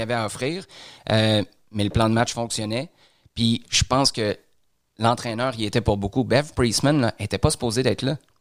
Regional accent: Quebec City, Quebec, Canada; moved away; quand j'étais à Québec dans le temps parce que je suis, je suis de Québec.

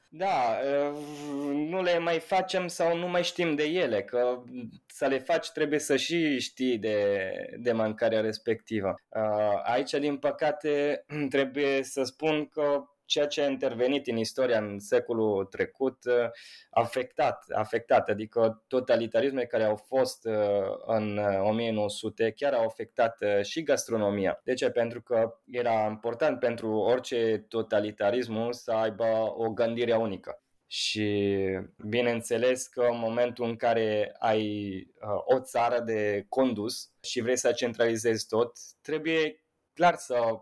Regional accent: Italy; Romanian is a second language; now in Romania; sunt un italian

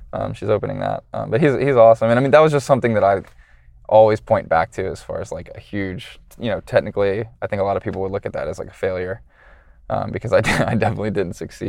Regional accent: Atlanta, Georgia, United States; I'm from Atlanta

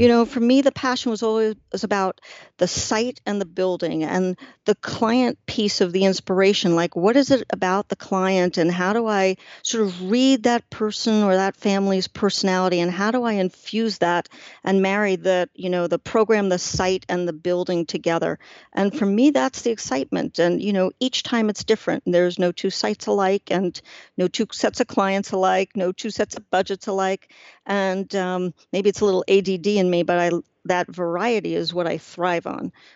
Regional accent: New York City, New York, United States; I grew up in Washington Heights, which is the northern tip of Manhattan

